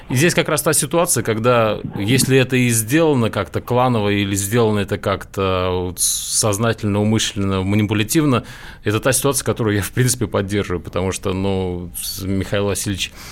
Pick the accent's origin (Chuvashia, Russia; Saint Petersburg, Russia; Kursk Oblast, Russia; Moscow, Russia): Chuvashia, Russia; moved away; я родом из Чуваши, вы... долго там жил и работал.